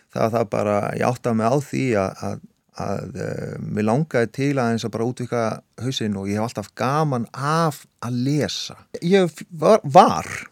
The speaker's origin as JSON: {"language": "Icelandic", "town": "Hafnarfjörður", "region": "Capital Region", "country": "Iceland", "tie": "born or raised there", "also_born_or_lived": "Siglufjörður", "said": "ég eru þetta alin upp alla mína ævi nánast í, í, í, hérna, í Vestibænum og Norðbænum í Hafnafyrði"}